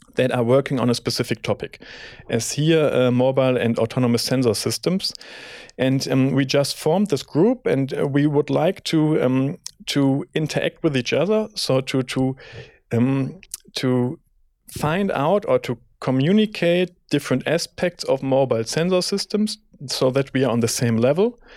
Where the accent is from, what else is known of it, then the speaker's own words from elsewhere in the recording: Bonn, North Rhine-Westphalia, Germany; moved away as an adult; now in Munich, Germany; I'm coming from Bonn originally